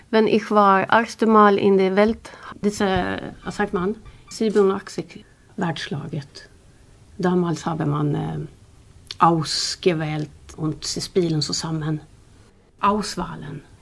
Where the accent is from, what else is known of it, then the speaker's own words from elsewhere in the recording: Gothenburg, Västra Götaland, Sweden; German is a second language; Ich habe ihn in äh, Göteborg getroffen, wo ist meine Heimat, weil er hat von Stockholm gewechselt zu Göteborg zu spielen äh, Handball.